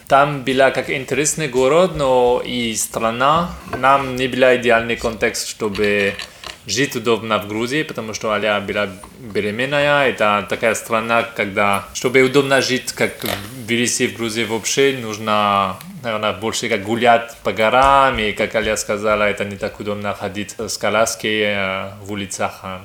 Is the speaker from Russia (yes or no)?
no; France; Russian is a second language; moved away as an adult; also born or lived in Kabul / Bishkek / Tbilisi; now in Odesa, Ukraine; Я француз. Я родился во Франции, жил во Франции до 20 лет